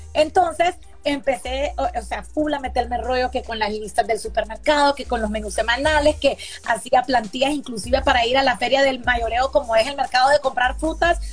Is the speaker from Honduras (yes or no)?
yes; Honduras; soy hondureña